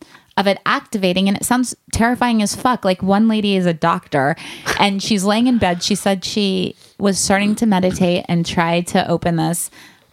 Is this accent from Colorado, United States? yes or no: no; Kansas, United States; I'm from Kansas.